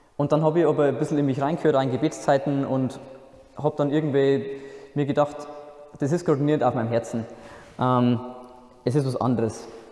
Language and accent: German; Altendorf, Bavaria, Germany; moved away as an adult; also born or lived in Bobingen, near Augsburg; Ursprünglich komme ich aus der Nähe von Regensburg, das kennen vielleicht die meisten noch. das ist eine recht schöne Stadt in der Oberpfalz. Ähm, der Ort, wo ich herkomme, heißt Altendorf